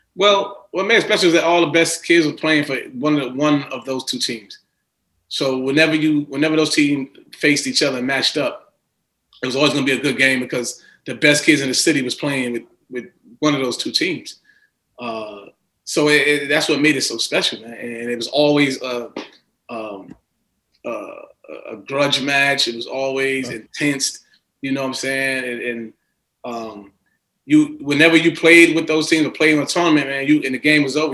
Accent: New York City, New York, United States; I grew up in Queens

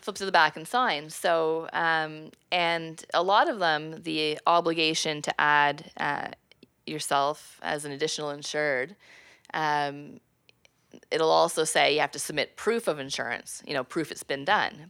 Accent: Prescott, Ontario, Canada; I'm originally from Prescott, Ontario

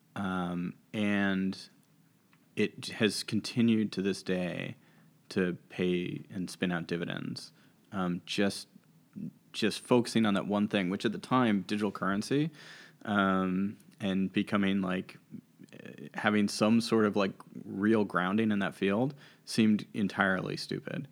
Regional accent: Washington, District of Columbia, United States; also born or lived in McLean, Virginia; I grew up in Washington, D C

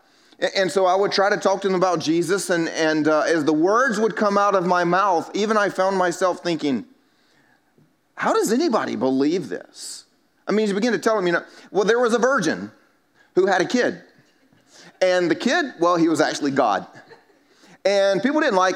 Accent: the Bible Belt, United States; I grew up here in the Bible Belt

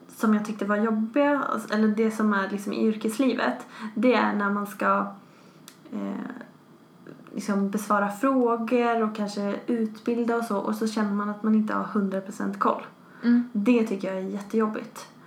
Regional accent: Västerås, Västmanland, Sweden; moved away as an adult; now in Skövde, Sweden; jag kommer från Västerås ursprungligen

